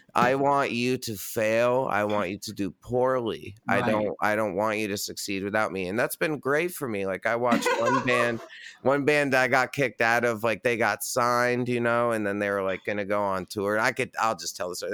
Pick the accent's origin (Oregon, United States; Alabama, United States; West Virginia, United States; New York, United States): New York, United States; Red Hook; now in Brooklyn, United States; I grew up a mile down the street